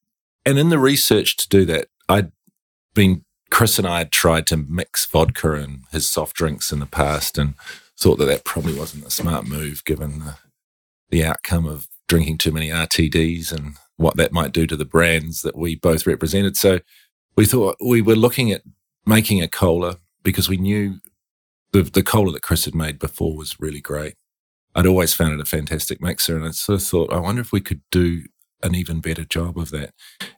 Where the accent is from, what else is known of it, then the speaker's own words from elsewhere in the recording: New Zealand; accent: New Zealand; As you probably get from my accent.